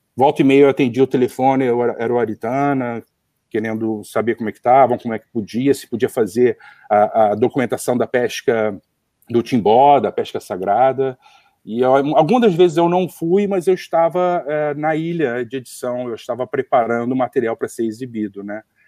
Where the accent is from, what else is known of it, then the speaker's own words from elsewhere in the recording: Rio de Janeiro, Brazil; accent: carioca; also born or lived in Seattle, United States; o meu sotaque de pastel carioca